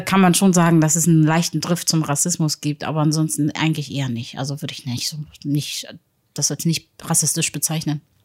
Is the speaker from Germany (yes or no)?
yes; Hamburg, Germany; ich bin gebürtige Hamburgerin